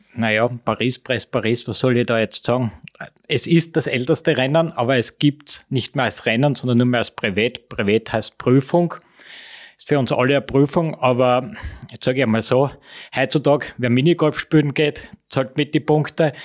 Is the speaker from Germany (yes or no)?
no; Austria; bei uns in Österreich